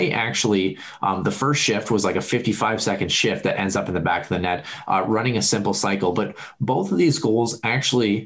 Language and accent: English; United States; as an American, I'm not chap because I'm an American.